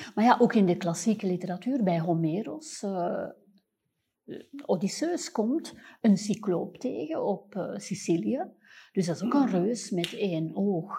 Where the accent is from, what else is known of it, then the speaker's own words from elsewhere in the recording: Antwerp, Flanders, Belgium; als Antwerpenaar